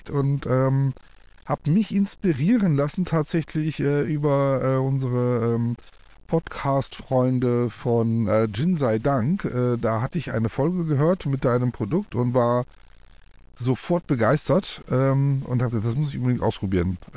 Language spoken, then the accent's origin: German; Koblenz, Rhineland-Palatinate, Germany; also, ich komme aus Koblenz und da haben wir quasi dann